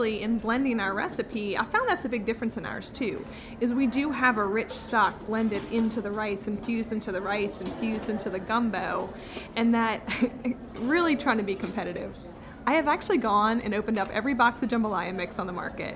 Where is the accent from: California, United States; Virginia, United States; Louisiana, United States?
Louisiana, United States; New Orleans; I grew up in New Orleans.